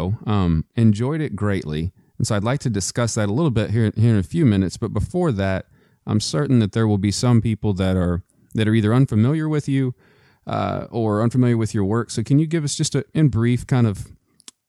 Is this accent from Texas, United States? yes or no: yes; Texas, United States; now in Virginia, United States; I'm from Texas